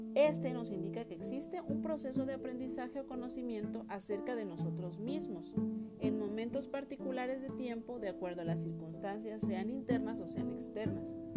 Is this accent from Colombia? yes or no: no; Mexico; como buen mexicano